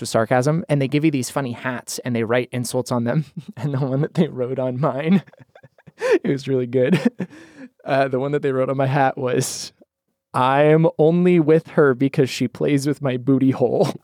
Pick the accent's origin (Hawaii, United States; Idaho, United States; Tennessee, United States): Idaho, United States; moved away; I'm from Idaho originally